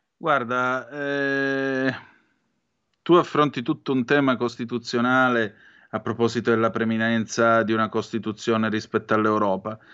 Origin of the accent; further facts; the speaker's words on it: Southern Italy, Italy; io sono un meridionale, non un terrone